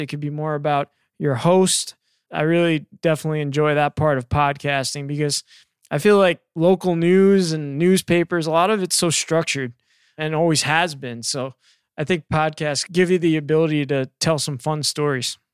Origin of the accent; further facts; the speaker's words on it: New York, United States; moved away; I grew up in New York